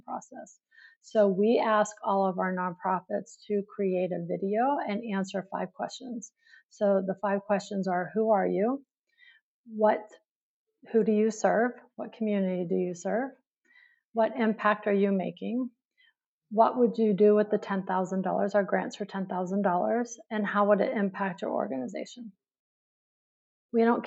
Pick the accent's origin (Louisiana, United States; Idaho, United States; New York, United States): New York, United States; New York City; I'm from New York City